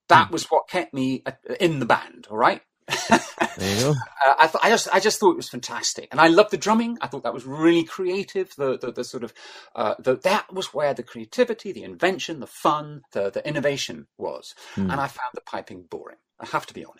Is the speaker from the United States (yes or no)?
no; Glasgow, Scotland, United Kingdom; I grew up in Glasgow